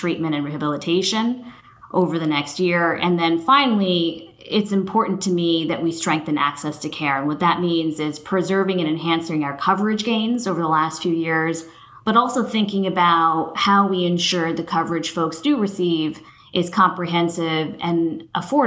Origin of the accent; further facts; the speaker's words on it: West Coast, United States; moved away as an adult; also born or lived in New Jersey; now in Oregon, United States; I grew up on the West Coast